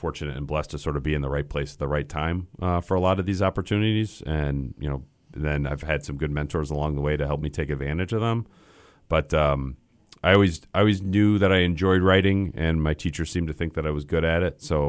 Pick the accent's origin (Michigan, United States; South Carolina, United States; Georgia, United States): Michigan, United States; Grand Rapids; I grew up in Grand Rapids, Michigan. So Midwest my whole life.